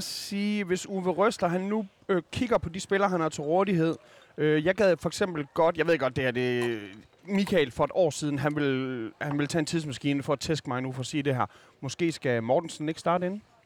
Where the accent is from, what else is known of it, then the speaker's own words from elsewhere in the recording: Skanderborg, Central Denmark Region, Denmark; vokset op i Skanderborg